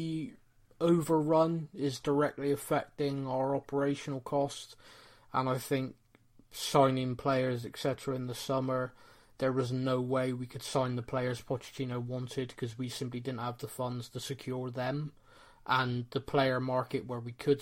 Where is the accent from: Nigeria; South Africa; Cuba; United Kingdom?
United Kingdom; Bristol, South West England; we're both from Bristol